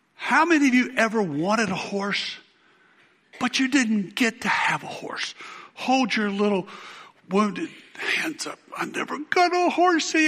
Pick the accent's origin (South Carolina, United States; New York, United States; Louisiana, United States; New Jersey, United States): South Carolina, United States; I went out for the high school football team where I grew up in South Carolina